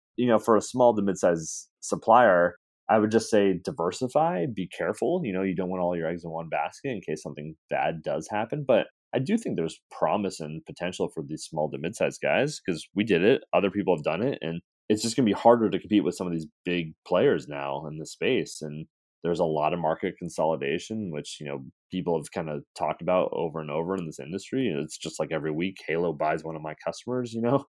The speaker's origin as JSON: {"language": "English", "region": "West Coast", "country": "United States", "said": "we're from the West Coast."}